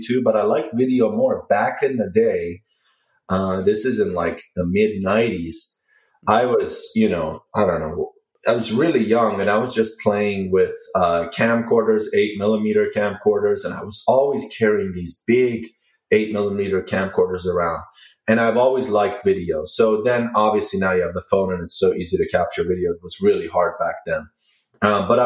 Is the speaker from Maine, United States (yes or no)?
no; Maryland, United States; moved away as an adult; now in Washington, D.C., United States; I grew up pretty much in Maryland. I live in the city now in Washington, D.C.